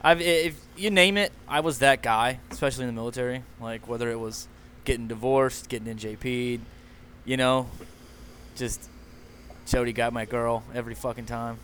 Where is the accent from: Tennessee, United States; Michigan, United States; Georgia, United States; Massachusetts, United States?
Tennessee, United States; I'm from Tennessee originally. I joined the Navy as a corpsman.